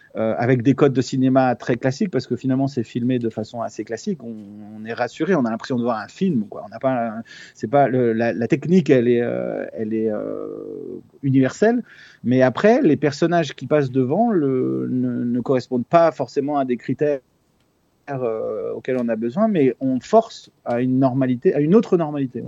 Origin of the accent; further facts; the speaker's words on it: France; Je suis né en France, mais euh, mes parents sont chiliens